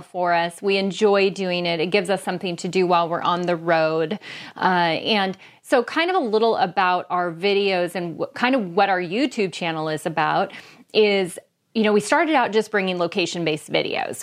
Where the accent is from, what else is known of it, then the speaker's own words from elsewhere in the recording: Bellingham, Washington, United States; here in my hometown of Bellingham, Washington.